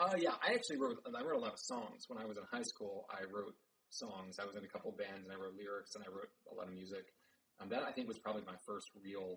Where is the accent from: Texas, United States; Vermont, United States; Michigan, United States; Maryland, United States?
Maryland, United States; now in Indianapolis, United States; I grew up in Maryland, outside D.C.